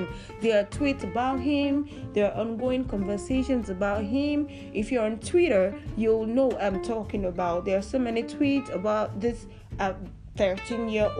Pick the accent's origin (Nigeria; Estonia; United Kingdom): Nigeria; I'm from Nigeria